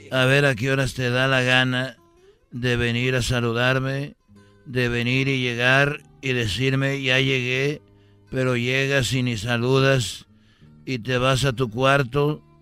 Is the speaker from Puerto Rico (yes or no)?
no; Jalisco, Mexico; porque yo soy de Jalisco y el Canelo es de Jalisco